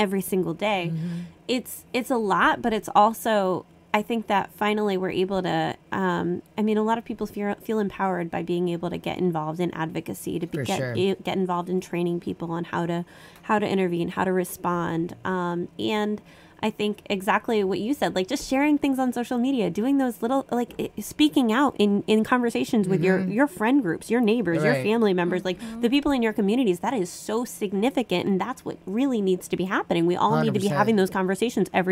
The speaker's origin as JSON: {"language": "English", "town": "New York City", "region": "New York", "country": "United States", "tie": "born or raised there", "said": "I grew up in New York City."}